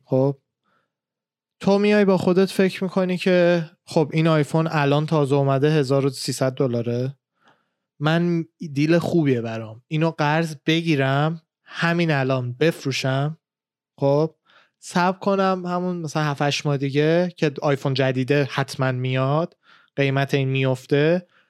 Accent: Iran; moved away; من خودم ایران بودم

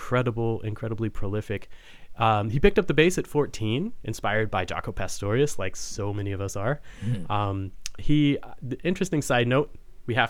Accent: Fort Worth, Texas, United States; now in St. Louis, United States; I grew up in Texas, in Fort Worth

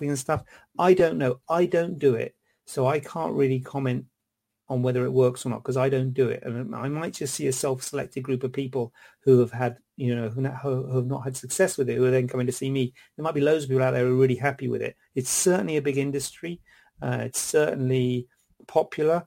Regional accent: Cornwall, South West England, United Kingdom; also born or lived in London; now in Birmingham, United Kingdom; Born in London, and I was brought up in Cornwall

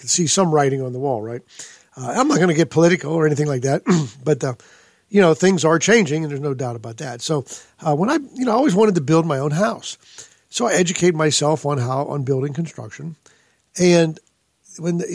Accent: Pittsburgh, Pennsylvania, United States; moved away as an adult; also born or lived in California; now in Pulaski, Tennessee, United States; I grew up in Pittsburgh, Pennsylvania, and I went to college there

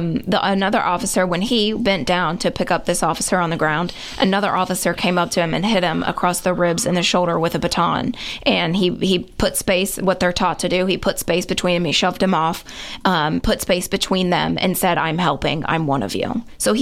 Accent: Kingston, Tennessee, United States; No, a little bit further, about Kingston area.

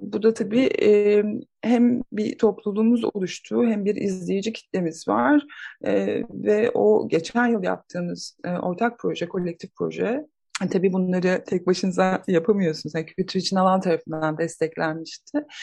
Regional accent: Istanbul, Turkey; moved away as an adult; now in Bergama, Turkey; ikimiz de İstanbulluyuz. Orada doğduk büyüdük.

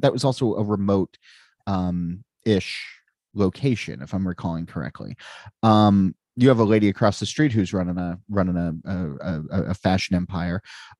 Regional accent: New Jersey, United States; I'm from New Jersey

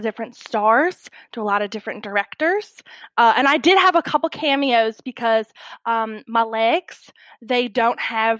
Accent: Bella Vista, Arkansas, United States; also born or lived in Hollywood; Currently, I'm back in my hometown of Bella Vista, Arkansas. We've been living here, you know, for about 4 years now since I left Hollywood.

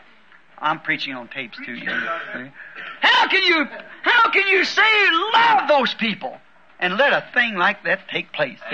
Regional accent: United States; I'm an American too

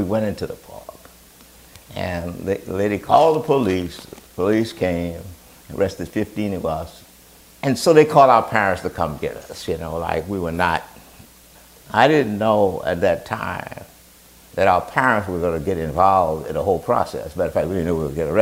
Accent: New Orleans, Louisiana, United States; I grew up in New Orleans, Louisiana, in the 15th Ward. It's called Algiers

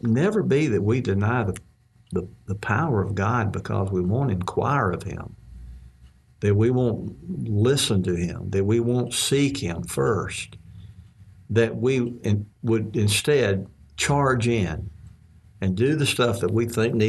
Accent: Mississippi, United States; when I was growing up in Mississippi

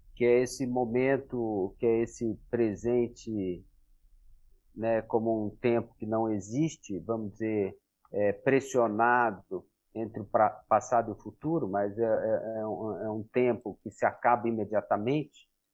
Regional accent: Brazil; como brasileiro

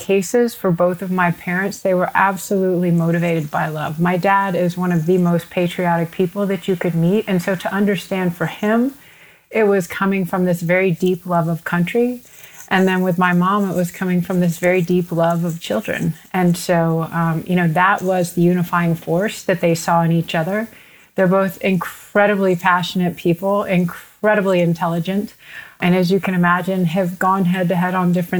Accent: Houston, Texas, United States; I was born and raised in Houston, Texas

